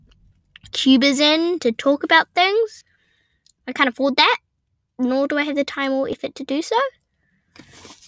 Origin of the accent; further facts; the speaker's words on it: New Zealand; I'm a Kiwi